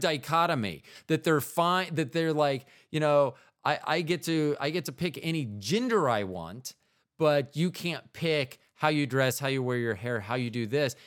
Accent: Florida, United States; in the eighties, when I grew up in Florida

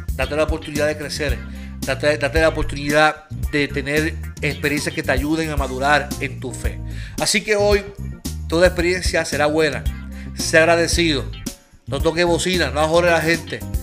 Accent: Puerto Rico; El problema que nosotros tenemos como puertorriqueños

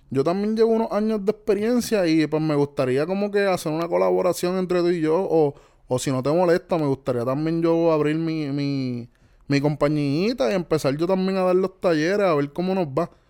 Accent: Puerto Rico; soy típico puertorriqueño

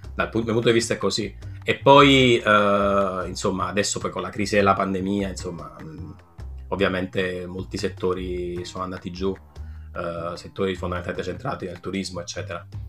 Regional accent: Naples, Campania, Italy; moved away as an adult; now in Barcelona, Spain; sono nato a Napoli

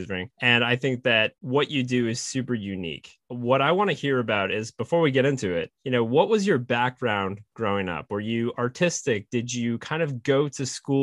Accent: Fort Kent, Maine, United States; I am from Maine

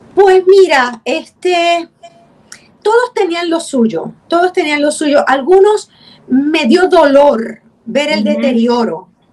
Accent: San Juan, Puerto Rico; also born or lived in Río Piedras; Yo nací en Santurce, me crié en Santurce

